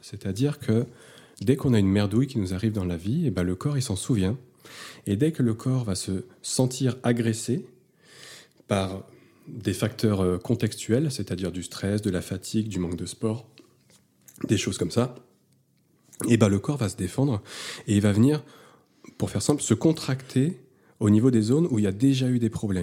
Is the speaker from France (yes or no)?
yes; Lyon, Auvergne-Rhône-Alpes, France; je viens de Lyon, euh, j'ai un cabinet garde-veste depuis 6 ans